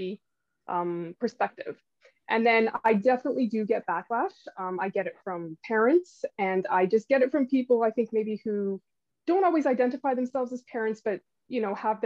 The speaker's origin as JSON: {"language": "English", "country": "Canada", "tie": "born or raised there", "also_born_or_lived": "Switzerland", "said": "we kind of made the move back and forth a couple of times between Europe and Canada, but eventually stayed here in Canada"}